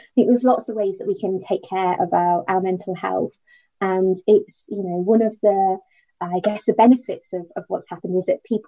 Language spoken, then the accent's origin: English; United Kingdom; we are very British